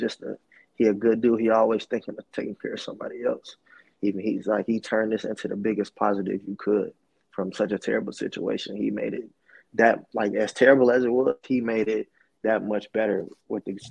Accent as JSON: {"language": "English", "region": "Alabama", "country": "United States", "also_born_or_lived": "Buffalo, New York", "moved": "yes", "lives_now": "Phoenix, United States", "said": "I'm from Alabama"}